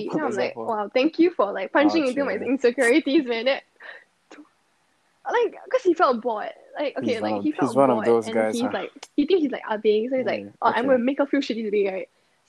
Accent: Singapore; I was born in Singapore, but both my parents are mixers.

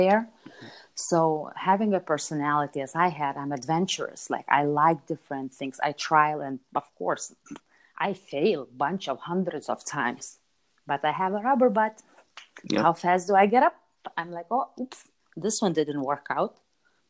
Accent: Lithuania; moved away as an adult; also born or lived in Chicago, United States / London, United Kingdom; I grew up in Europe. I grew up in Lithuania

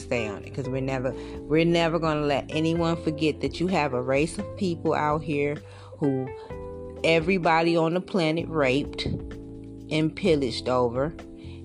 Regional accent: United States; I think us as African American women, foundational black women

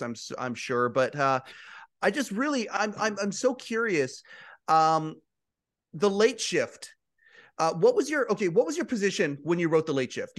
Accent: Western Canada, Canada; I'm from Western Canada

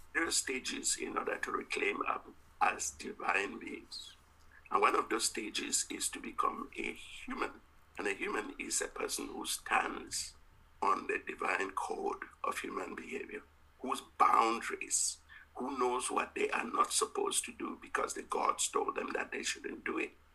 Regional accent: Cameroon; I was from the Mbum in a part of Cameroon

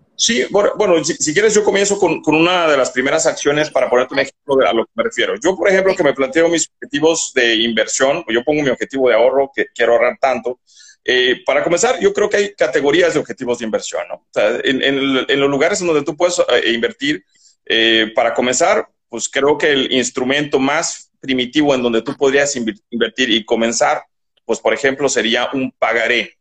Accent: Bolivia; now in Mexico; de donde yo soy oriundo, porque yo soy boliviano

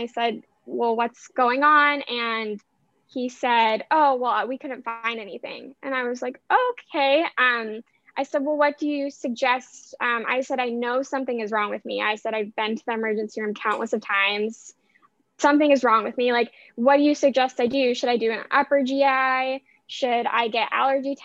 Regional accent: Vancouver, Washington, United States; moved away; where I grew up, where my dad still lives

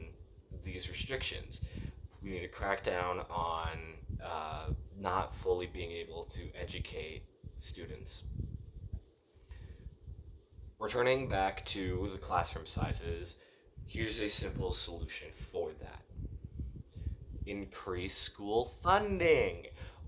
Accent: United States; As an American Jew

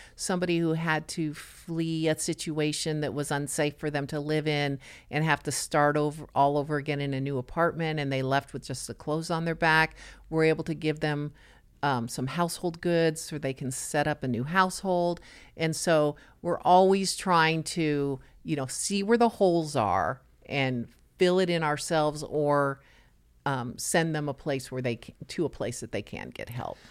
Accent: Los Angeles, California, United States; now in Nassau Bay, United States; I was born and raised in Los Angeles

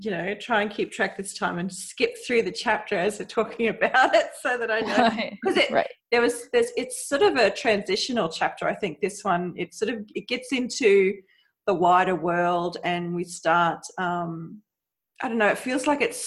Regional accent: Australia; accent: Australian; I'm Australian, so that's my accent.

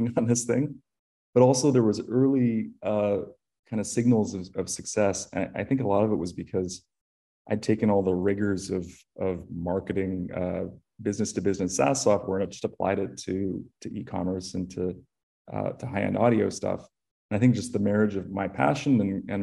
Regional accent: Canada; I grew up in Canada

